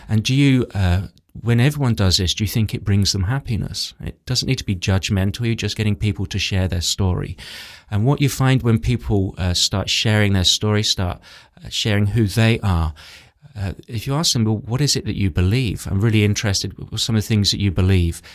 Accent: England, United Kingdom; I grew up in England where it's very intellectual

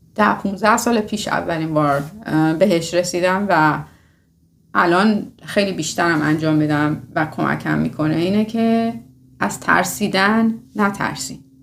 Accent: Iran; moved away; ماهایی که از میانه اومدیم و از ایران اومدیم

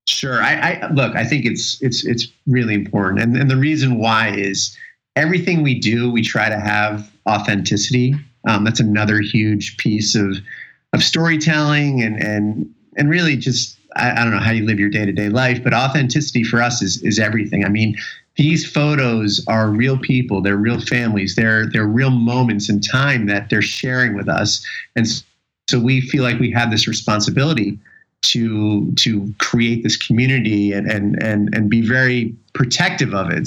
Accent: New York City, New York, United States; I was born in New York City

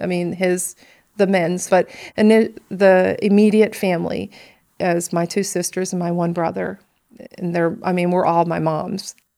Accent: Chicago, Illinois, United States; also born or lived in Benton, Illinois / Johnston City, Illinois; I grew up on the south side of Chicago in the projects

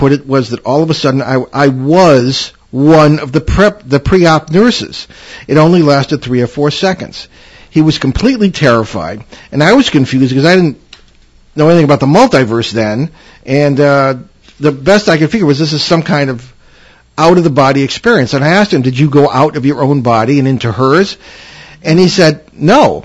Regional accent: East Hartford, Connecticut, United States; East Hartford, Connecticut, my hometown

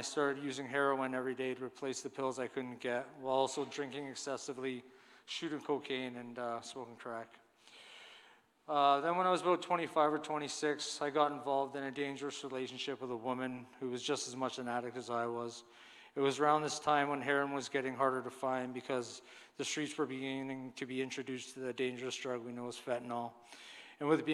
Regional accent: Cambridge, Ontario, Canada; also born or lived in Brampton, Ontario; When I was about 3, my family decided to move to Cambridge, where my parents bought a nice house in a nice neighborhood, where I grew up

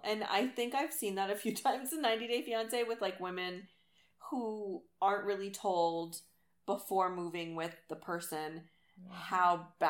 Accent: United States; because I'm American, I have the ability to live there.

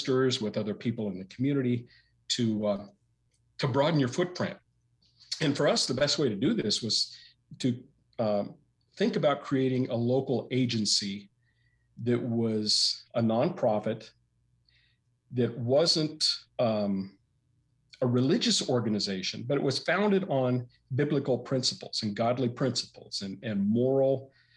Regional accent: Portland, Oregon, United States; moved away as an adult; also born or lived in Salem, Oregon; now in Caldwell, United States; my hometown of Portland

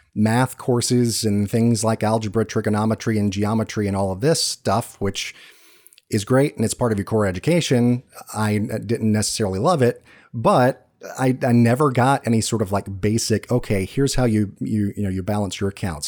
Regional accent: Georgia, United States; moved away; I'm from Georgia

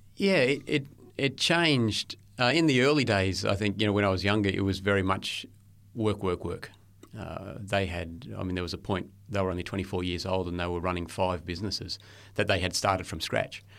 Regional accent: Lockyer Valley, Queensland, Australia; also born or lived in Brisbane; Born in Brisbane, yeah, and, uh, was there until I was four or five years old. And then we moved out to the Lockyer Valley, so a little bit west of Brisbane, about an hour west, and, uh, grew up

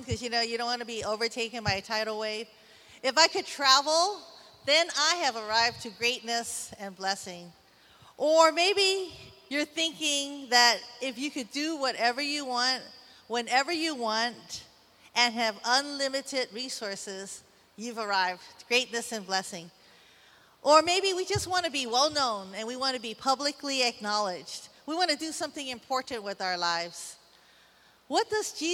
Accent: San Francisco, California, United States; now in Waimanalo, United States; I'm from Chinatown, San Francisco, and now my home is in beautiful Waimanalo

